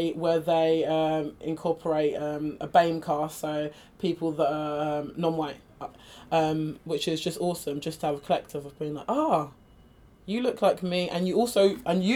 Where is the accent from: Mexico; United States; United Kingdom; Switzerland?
United Kingdom; I identify as British as well